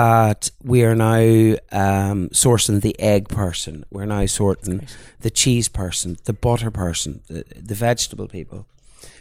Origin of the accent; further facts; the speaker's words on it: South Down coast, County Down, Northern Ireland, United Kingdom; now in Ireland; I'm from the South Down coast and grew up on the coastline, and I now have a restaurant on the Cav and Meath border